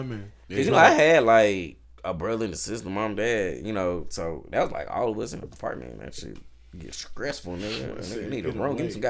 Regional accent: Atlanta, Georgia, United States; also born or lived in Bethesda, Maryland; I was born in Bethesda, Maryland, but I came back to Atlanta when I was 3. Like, I don't have family in Maryland. Like, all my family's in Atlanta.

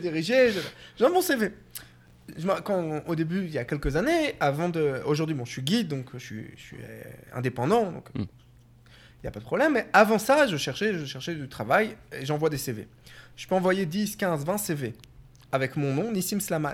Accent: Paris, Île-de-France, France; moved away as an adult; also born or lived in Tunisia (parents' origin); now in Jerusalem, Israel; je suis né en France, à Paris, et dans la communauté en France

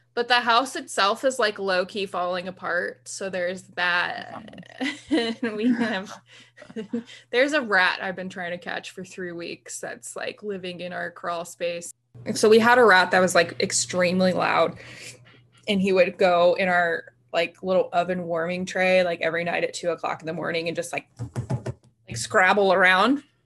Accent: Haymarket, Virginia, United States; born or raised there

